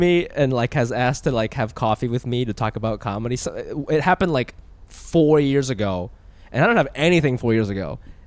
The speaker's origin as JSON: {"language": "English", "region": "Ohio", "country": "United States", "said": "I am from Ohio"}